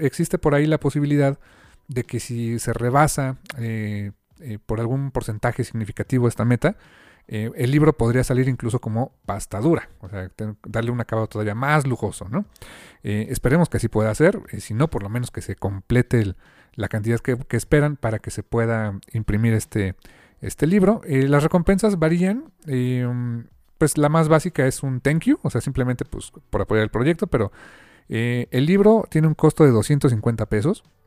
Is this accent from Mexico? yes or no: yes; Mexico; como lector mexicano